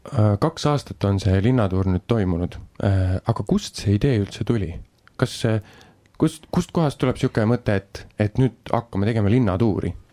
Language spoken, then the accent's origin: Estonian; Viljandi, Viljandi County, Estonia; olles ise põline viljandlane